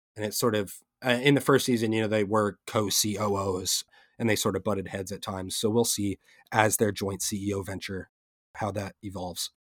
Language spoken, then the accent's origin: English; Pennsylvania, United States; we're both from Pennsylvania